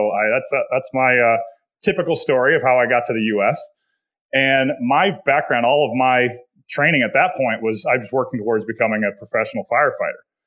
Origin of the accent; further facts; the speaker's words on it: Canada; moved away as an adult; also born or lived in Slovakia; I grew up in Canada